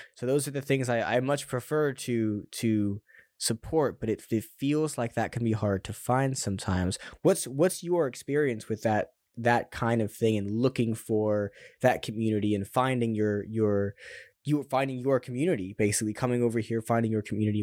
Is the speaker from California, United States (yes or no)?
yes; California, United States; now in London, United Kingdom; I'm, I'm from California as well